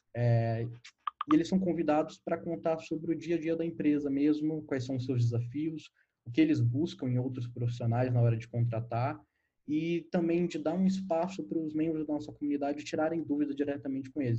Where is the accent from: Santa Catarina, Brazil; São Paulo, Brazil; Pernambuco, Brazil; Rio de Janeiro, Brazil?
São Paulo, Brazil; Guarulhos; now in São Paulo, Brazil; eu nasci em Guarulhos, mas eu já moro em São Paulo faz alguns aninhos. Eu morei em São Paulo no tempo da minha infância